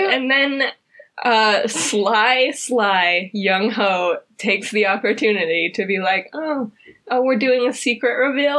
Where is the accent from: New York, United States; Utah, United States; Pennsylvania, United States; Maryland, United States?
Utah, United States; So we grew up in Utah